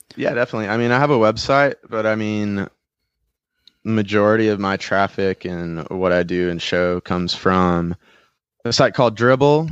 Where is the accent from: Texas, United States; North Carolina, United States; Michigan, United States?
North Carolina, United States; North Wilkesboro; I grew up in North Wilkesboro, between, up in the mountains